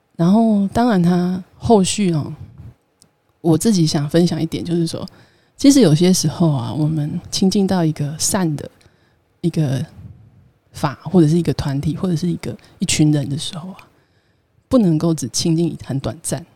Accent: Taiwan; 为什么我是台湾人

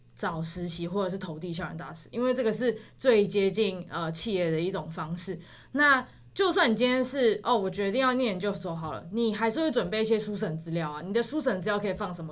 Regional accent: Taipei, Taiwan; 我是台北人。然后之前又在九份念书

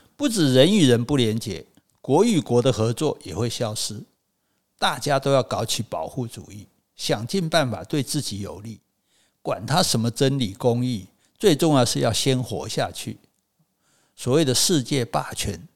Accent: Taiwan; 我是台湾来的诗人

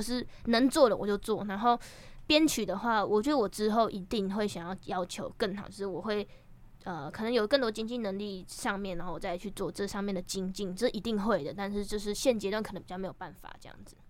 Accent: Taiwan; now in Taipei, Taiwan; 其实我是嘉港的南岛郎

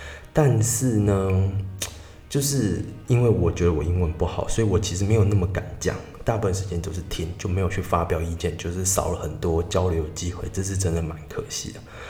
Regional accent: Tainan, Taiwan; 因为我就是台南人嘛，我很常去奇美博物馆。

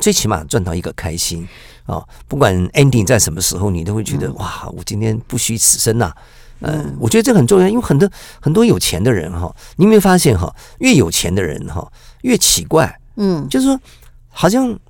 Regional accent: Taiwan; 我们台湾人

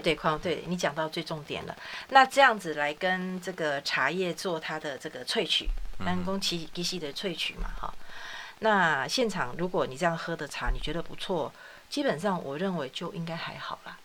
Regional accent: Taiwan; 咱的台湾人

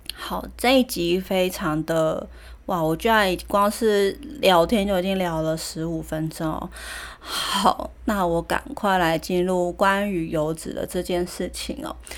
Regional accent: Taiwan; also born or lived in Germany; 我就是从大学毕业，然后出国念书回来台湾

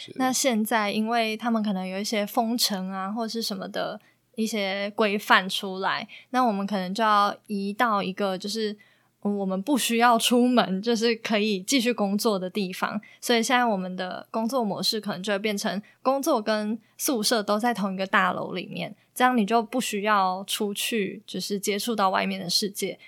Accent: Taiwan; moved away as an adult; now in Philippines; 在台湾像我们这些社会新鲜人

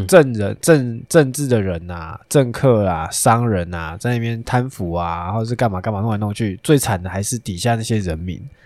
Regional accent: Taiwan; 我觉得我们生在台湾还算不错啊

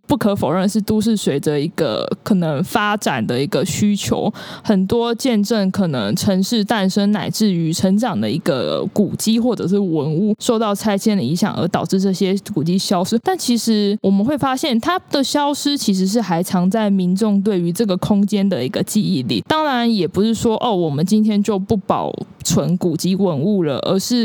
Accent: Kaohsiung, Taiwan; moved away as an adult; also born or lived in Taichung; now in Tainan, Taiwan; 我的老家高雄

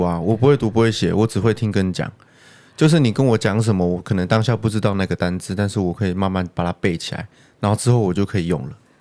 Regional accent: Taiwan; 他也知道我是台湾人

